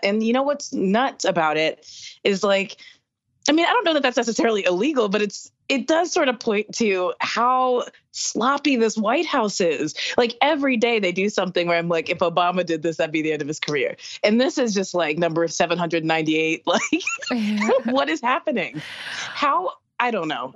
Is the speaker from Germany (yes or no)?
no; the South, United States; I'm from the South